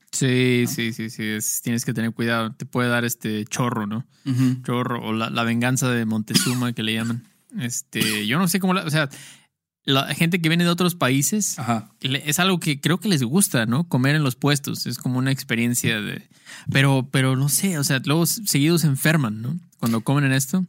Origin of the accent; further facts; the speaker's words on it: Mexico; Soy un outcast a la sociedad mexicana.